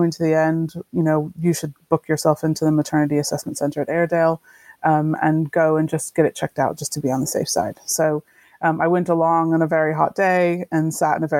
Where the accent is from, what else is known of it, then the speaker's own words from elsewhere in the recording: Texas, United States; moved away as an adult; also born or lived in France; now in Yorkshire, United Kingdom; I'm originally from Texas in the States, and I have lived about 20 years abroad, part of the time in France, and just over 15 years in Yorkshire